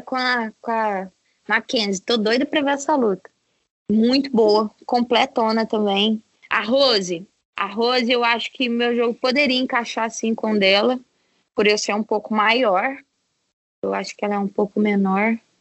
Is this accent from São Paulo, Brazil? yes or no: no; Varginha, Minas Gerais, Brazil; Sou mineira, estamos tudo em casa, tô aqui na Flórida.